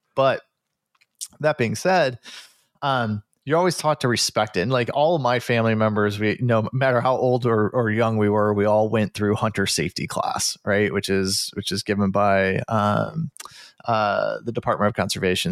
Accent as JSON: {"language": "English", "region": "Midwest", "country": "United States", "tie": "born or raised there", "said": "growing up in the Midwest"}